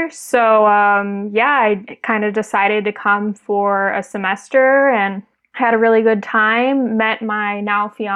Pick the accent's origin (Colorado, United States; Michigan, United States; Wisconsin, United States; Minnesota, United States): Minnesota, United States; Minneapolis; moved away as an adult; also born or lived in Chicago, United States; now in Dubrovnik, Croatia; I grew up in the Twin Cities of Minnesota